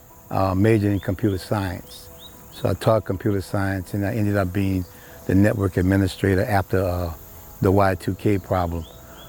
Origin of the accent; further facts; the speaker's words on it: Louisiana, United States; moved away as an adult; also born or lived in New Orleans, Louisiana / Zachary, Louisiana; now in Metro Atlanta, Georgia, United States; we're from Louisiana. My wife and I, and Najib, before coming here, we were Katrina evacuees.